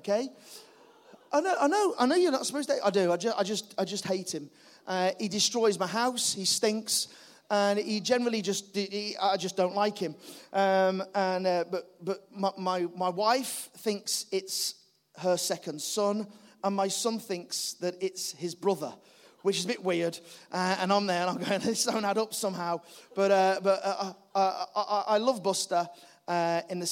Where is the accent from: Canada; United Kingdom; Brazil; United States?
United Kingdom; the Wirral, North West England; also born or lived in Liverpool; I'm from the Wirral